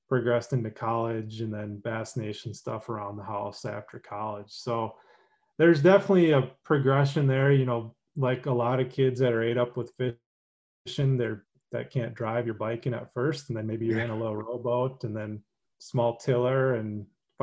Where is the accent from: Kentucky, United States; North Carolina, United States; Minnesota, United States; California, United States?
Minnesota, United States; Minneapolis; I grew up in Minnesota, like Twin Cities, Minneapolis, St. Paul.